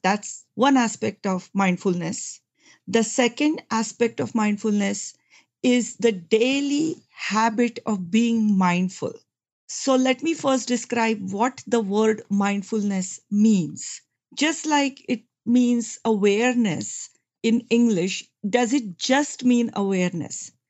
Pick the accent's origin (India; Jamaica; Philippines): India; moved away as an adult; I come from India. I came to this country about thirty years ago.